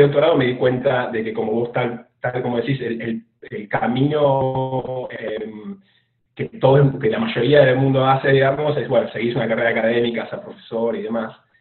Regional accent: Lanús, Buenos Aires Province, Argentina; accent: rioplatense; moved away as an adult; also born or lived in Australia; now in Houston, United States; yo soy de bueno, de Argentina, de la provincia de Buenos Aires, en la zona sur de la provincia, en un barrio que se llama Lanús

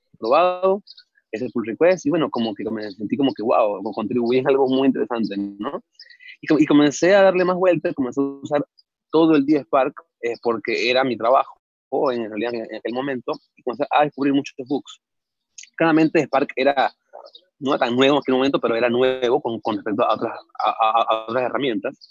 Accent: Venezuela; moved away as an adult; now in Mexico; yo soy de Venezuela, este, nací allá hace ya 27 años.

